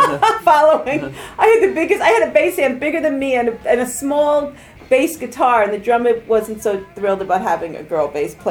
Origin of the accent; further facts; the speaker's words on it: New York, United States; I think growing up in New York, a kid can have the opportunity to get kind of sophisticated very young and street savvy and street smarts